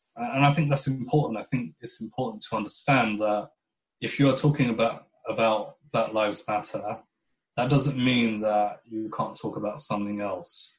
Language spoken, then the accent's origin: English; United Kingdom; I would describe myself as a British Pakistani Muslim